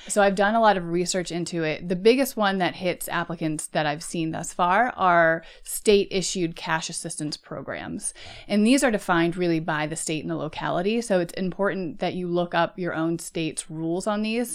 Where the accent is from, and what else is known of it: United States; first language English